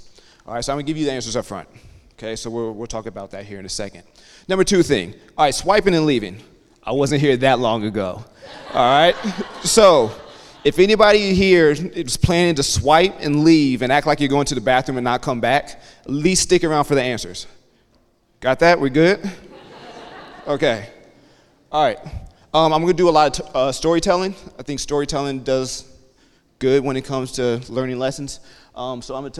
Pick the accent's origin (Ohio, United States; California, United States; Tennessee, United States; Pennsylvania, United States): Ohio, United States; outside Columbus, Western; I'm originally from Western Ohio, right outside of Columbus, Ohio